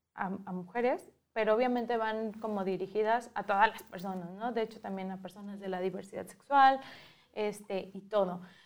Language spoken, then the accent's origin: Spanish; Guadalajara, Jalisco, Mexico; yo desde que estaba en Guadalajara, que crecí en Guadalajara